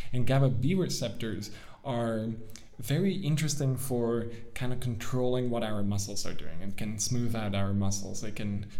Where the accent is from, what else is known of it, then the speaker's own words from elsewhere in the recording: Netherlands; moved away as an adult; also born or lived in United States; I'm from the Netherlands now